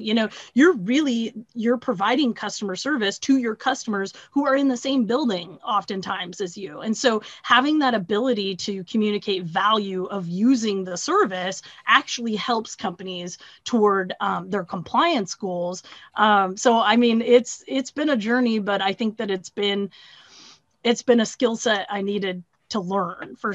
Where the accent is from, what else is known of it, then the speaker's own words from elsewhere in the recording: Pacific Northwest, United States; now in Iowa, United States; I'm originally from the Pacific Northwest, but I'm based out of Iowa here.